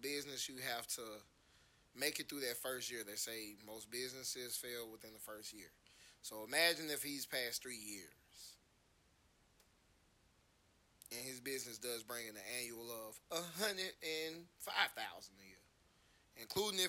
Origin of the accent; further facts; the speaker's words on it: Atlanta, Georgia, United States; I'm from Atlanta